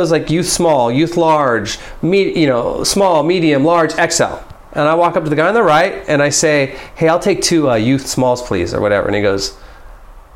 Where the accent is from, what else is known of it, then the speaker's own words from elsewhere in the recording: Bay Area, California, United States; we're from the Bay Area.